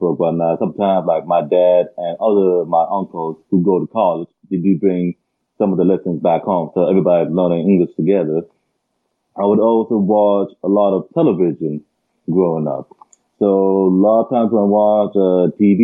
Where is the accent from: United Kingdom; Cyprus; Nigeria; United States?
United States; Everett, Washington; first language Arabic; English is a second language; I was born in Everett in 95. I lived there for 23 years of my life